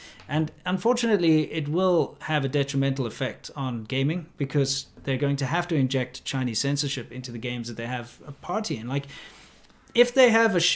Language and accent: English; South Africa; I come from South Africa